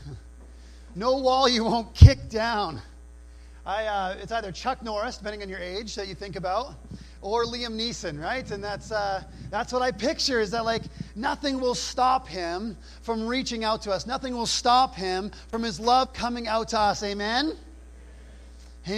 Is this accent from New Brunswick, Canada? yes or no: yes; New Brunswick, Canada; I grew up in New Brunswick